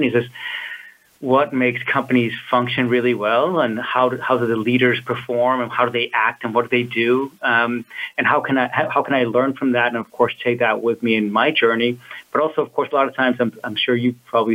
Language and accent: English; Copenhagen, Capital Region of Denmark, Denmark; moved away as an adult; also born or lived in California; I'm originally from Copenhagen, Denmark. But when I was 21, I bought a one-way ticket to California.